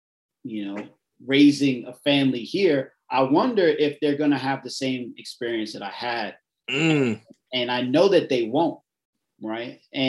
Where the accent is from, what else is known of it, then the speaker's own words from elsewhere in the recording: New York City, New York, United States; I'm from Southeast Queens, raised in St. Albans, Jamaica, Hollis area, you know, Cambria Heights. That whole area has a lot of Caribbean influence.